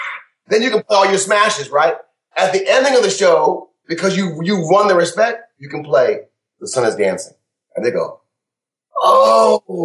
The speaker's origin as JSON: {"language": "English", "town": "Kalamazoo", "region": "Michigan", "country": "United States", "said": "I'm from Kalamazoo, Michigan, where I love Motown music. I'm between Chicago"}